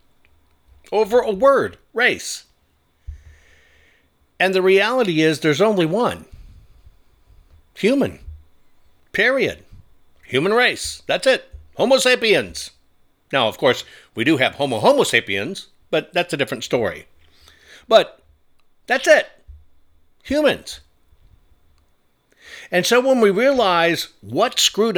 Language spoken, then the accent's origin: English; United States; I'm not a Jewish American. I'm not even a German American, even though those are facts. I'm just an American